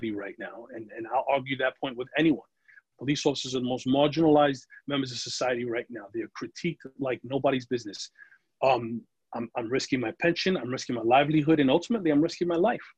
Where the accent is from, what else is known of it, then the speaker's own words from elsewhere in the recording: New York City, New York, United States; I grew up in the Bronx